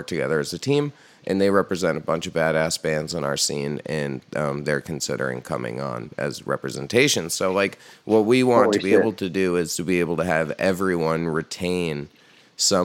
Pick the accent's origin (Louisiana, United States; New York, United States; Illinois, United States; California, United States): New York, United States; Hudson Valley; where I grew up in the Hudson Valley